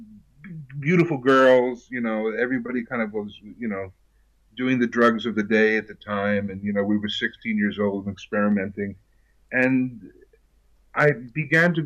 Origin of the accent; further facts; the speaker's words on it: New York City, New York, United States; moved away as an adult; also born or lived in New Rochelle, New York / California; I grew up in New York City and did my first play in sixth grade